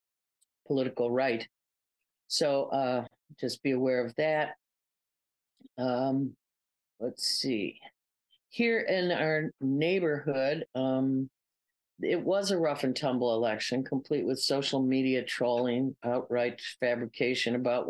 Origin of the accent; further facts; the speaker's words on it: Chicago, Illinois, United States; my lifetime as a Chicagoan